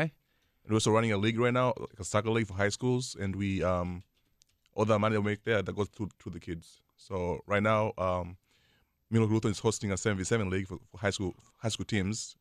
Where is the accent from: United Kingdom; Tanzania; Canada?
Tanzania; moved away; I grew up in Tanzania